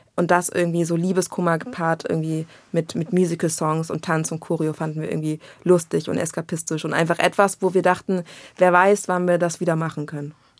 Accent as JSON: {"language": "German", "region": "Berlin", "country": "Germany", "tie": "born or raised there", "said": "ich bin aus Berlin"}